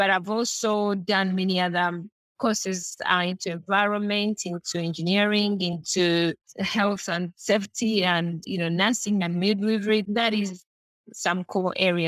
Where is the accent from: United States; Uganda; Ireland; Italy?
Uganda; also born or lived in Kampala; Born and bred in Uganda, and I grew up in the rural part of Uganda